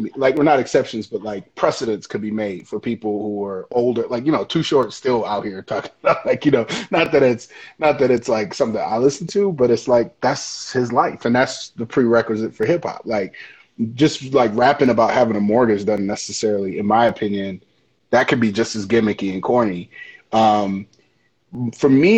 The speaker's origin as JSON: {"language": "English", "region": "Michigan", "country": "United States", "also_born_or_lived": "Chicago", "moved": "yes", "said": "I'm from Michigan, man. I'm from a Great Lakes state"}